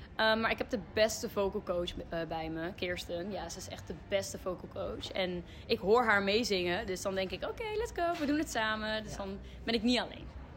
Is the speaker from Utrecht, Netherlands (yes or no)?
yes; Utrecht, Netherlands; Ik kom uit Utrecht